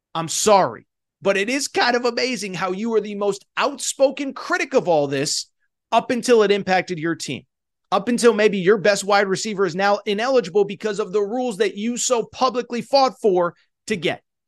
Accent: Connecticut, United States; I grew up in Connecticut.

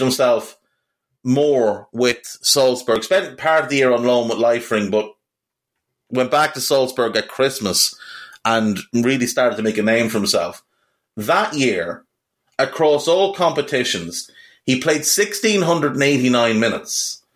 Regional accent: Navan, Leinster, Ireland; My hometown is Navan in County Meath in Ireland. That's where I'm from. It's where I grew up.

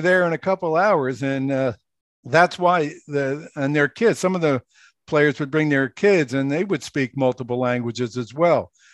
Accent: Philadelphia, Pennsylvania, United States; moved away as an adult; also born or lived in Okinawa; now in New Jersey, United States; I grew up in Philadelphia, lived in the Roe House

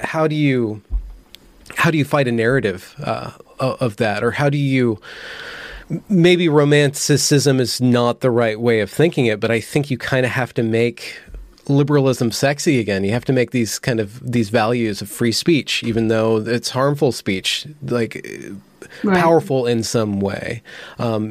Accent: United States; my generation, we grew up in America.

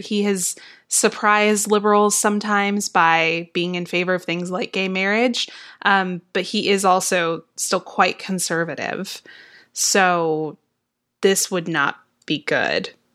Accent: Texas, United States; now in Georgia, United States; I grew up in Texas

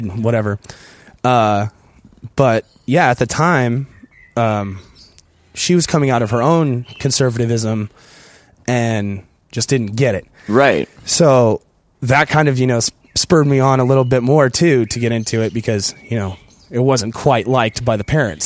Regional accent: San Diego, California, United States; my hometown, San Diego

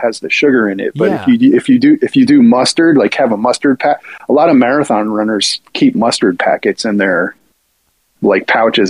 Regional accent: New Jersey, United States; when you're a Greek kid growing up in the United States, like most Greek parents own a restaurant.

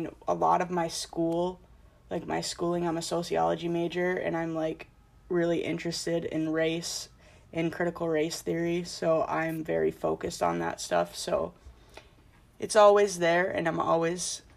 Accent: Plymouth, Minnesota, United States; moved away as an adult; now in New Hampshire, United States; I'm from Plymouth, which is also a suburb of Minneapolis.

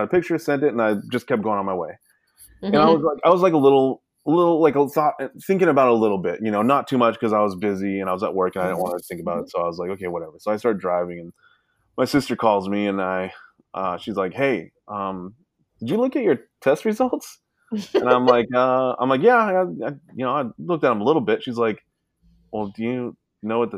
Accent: Alaska, United States; also born or lived in Sacramento, California; I grew up in Alaska

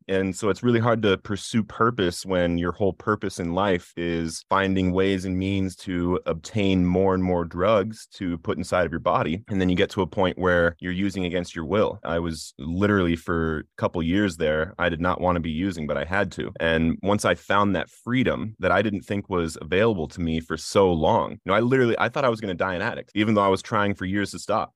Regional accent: Littleton, Colorado, United States; I grew up in Littleton, Colorado in the Columbine community

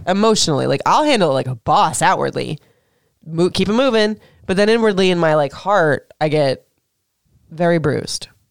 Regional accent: Florida, United States; now in Maryland, United States; I'm from Florida

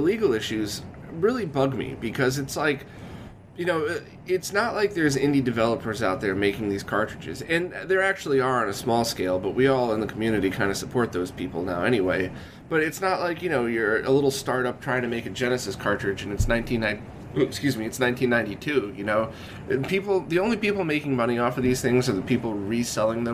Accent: Connecticut, United States; I was in Connecticut, maybe 2 hours outside of New York City

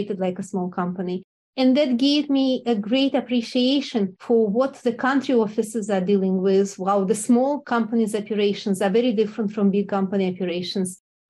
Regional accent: Russia; moved away; also born or lived in Moscow; I grew up in Russia and I was groomed for all my life to be a scientist

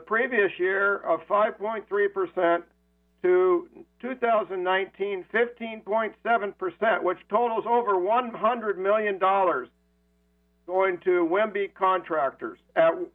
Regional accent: Seattle, Washington, United States; I'm born and raised in the Central District as well and went to school at Harrison

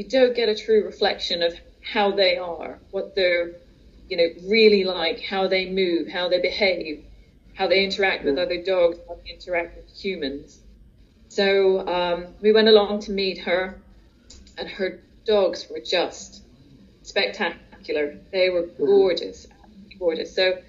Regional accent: United States; now in United Kingdom; I'm from the States originally, and we moved over to the UK in 1980.

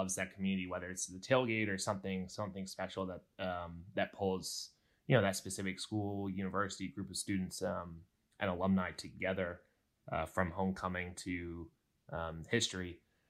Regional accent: Virginia, United States; I'm from Virginia myself, born and raised in Virginia, so just a neighbor to those folks.

